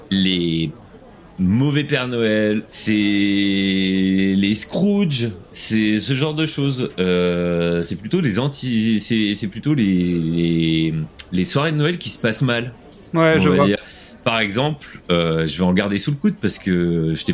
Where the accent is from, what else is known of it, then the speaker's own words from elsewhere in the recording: France; Et surtout que nous, on est français.